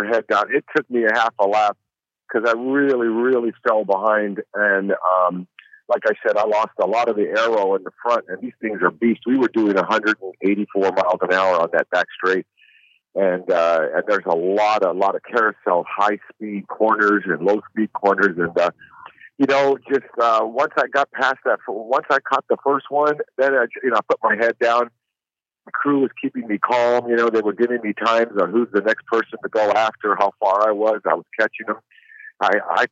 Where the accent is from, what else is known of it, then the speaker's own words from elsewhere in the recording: Los Angeles, California, United States; I'm a West Coast boy, you know, I'm from Hollywood, California